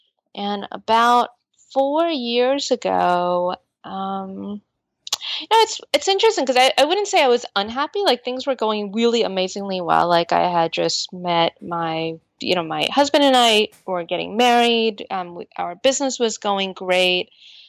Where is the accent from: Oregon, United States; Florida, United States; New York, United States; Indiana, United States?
New York, United States; Astoria; English is a second language; growing up in Astoria without the ability to speak English, I just saw them get taken advantage of a lot.